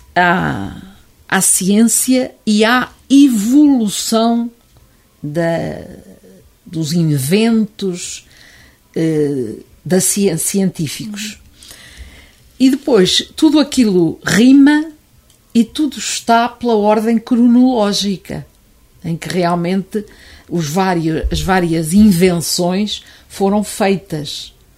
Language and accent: Portuguese; Oliveira do Hospital, Centro, Portugal; sou oliveirense de gema clara e casca